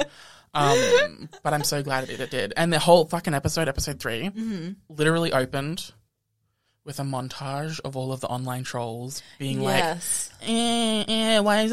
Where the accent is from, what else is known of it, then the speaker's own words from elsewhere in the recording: Australia; we're Australian.